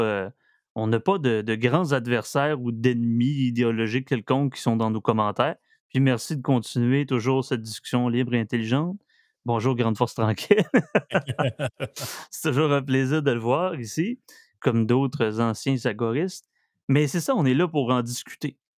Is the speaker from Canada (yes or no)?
yes; Saguenay, Quebec, Canada; also born or lived in Estrie; je viens du Saguenay.